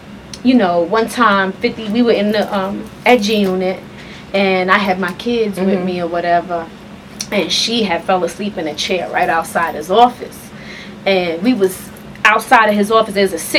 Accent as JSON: {"language": "English", "town": "New York City", "region": "New York", "country": "United States", "moved": "as an adult", "lives_now": "Charlotte, United States", "said": "I'm from Southside Jamaica, Queens."}